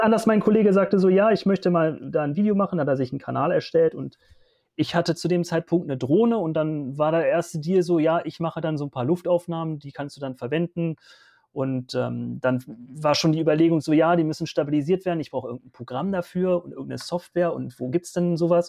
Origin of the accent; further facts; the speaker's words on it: Hanover Region, Lower Saxony, Germany; Ich komme aus der Region Hannover